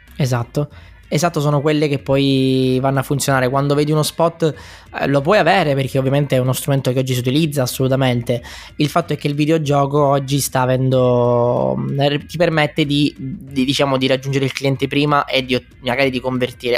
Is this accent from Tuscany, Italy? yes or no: no; Messina, Sicily, Italy; also born or lived in London; now in Milan, Italy; io sono originario di Messina ma abito a Milano